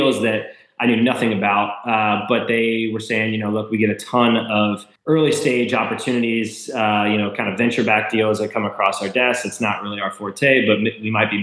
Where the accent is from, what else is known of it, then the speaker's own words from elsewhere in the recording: Lawrenceburg, Indiana, United States; I grew up in Lawrenceburg, Indiana